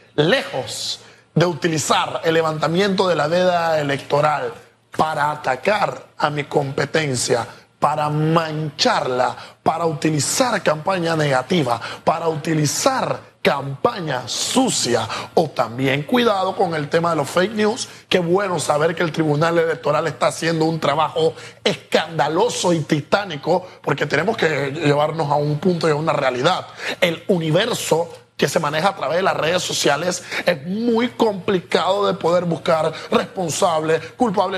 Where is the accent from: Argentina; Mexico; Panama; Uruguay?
Panama; Nosotros como panameños